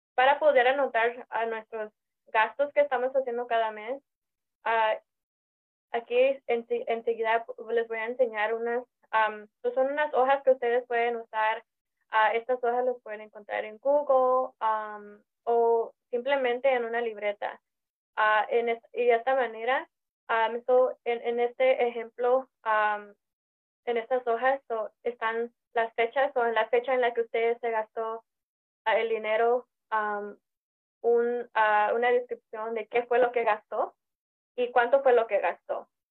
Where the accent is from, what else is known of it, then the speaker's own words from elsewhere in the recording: Los Angeles, California, United States; yo nací aquí en Los Ángeles, mis papás son de México, son del estado de Guerrero